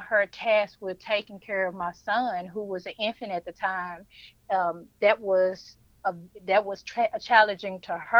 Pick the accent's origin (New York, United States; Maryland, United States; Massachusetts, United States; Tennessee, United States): Tennessee, United States; Memphis; now in Ash Flat, United States; I am originally from Memphis, Tennessee, but I live in Arkansas right now in Ash Flat